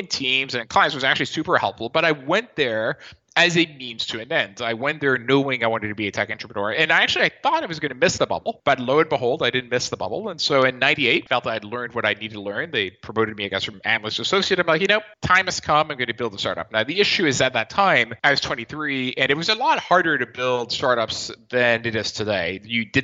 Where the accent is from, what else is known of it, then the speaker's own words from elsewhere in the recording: Nice, Provence-Alpes-Côte d'Azur, France; I'm actually from Nice in the southeast of France